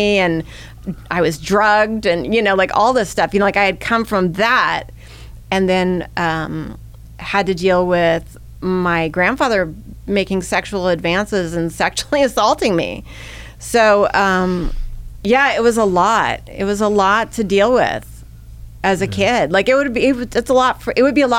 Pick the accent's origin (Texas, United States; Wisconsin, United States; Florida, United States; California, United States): California, United States; Bay Area; also born or lived in Midwest, United States; we had come from a very, very, you know, volatile situation in the Midwest, my mother and I, and come out to the Bay Area